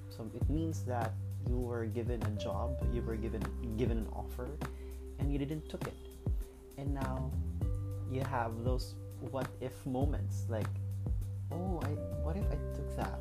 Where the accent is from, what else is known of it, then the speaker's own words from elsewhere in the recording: Cagayan de Oro, Northern Mindanao, Philippines; moved away as an adult; now in Cebu, Philippines; right now I'm from Cagayan de Oro, but currently I'm here in Cebu because I took a job here